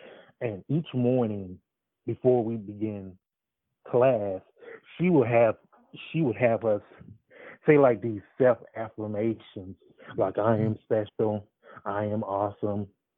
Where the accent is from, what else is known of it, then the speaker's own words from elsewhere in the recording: Atlanta, Georgia, United States; I live in Atlanta, Georgia.